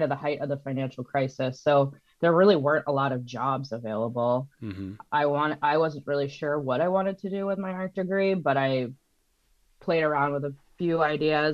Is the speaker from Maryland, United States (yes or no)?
yes; Baltimore, Maryland, United States; moved away as an adult; also born or lived in Los Angeles, California; now in San Francisco area, United States; I actually grew up in Baltimore, Maryland